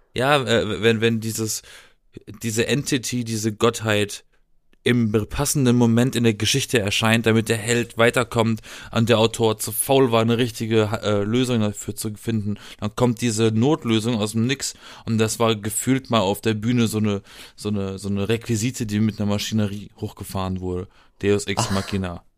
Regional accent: Baden-Baden, Baden-Württemberg, Germany; in Baden-Baden, wo ich herkomme

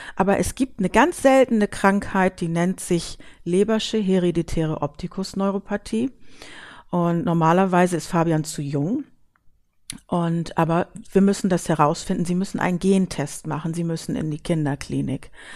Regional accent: Hamburg, Germany; now in Büsum, Germany; gebürtig komme ich aus Hamburg und wohne seit vielen Jahren hier

